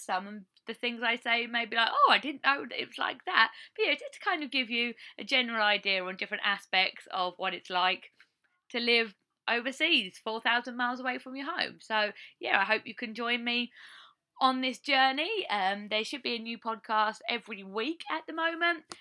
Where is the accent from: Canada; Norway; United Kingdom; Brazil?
United Kingdom; Essex, East of England; moved away as an adult; now in Iowa, United States; I come from Essex, just outside of London in England, UK, and I've been living in Iowa, USA for around three years now on a green card.